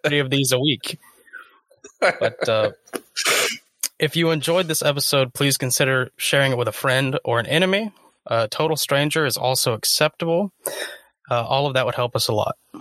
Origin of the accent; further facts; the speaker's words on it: South Carolina, United States; growing up in South Carolina